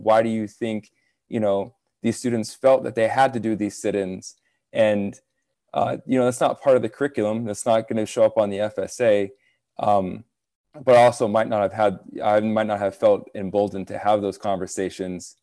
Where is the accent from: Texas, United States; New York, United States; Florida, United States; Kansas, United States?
Florida, United States; Broward County; growing up in Broward County as an Indigenous student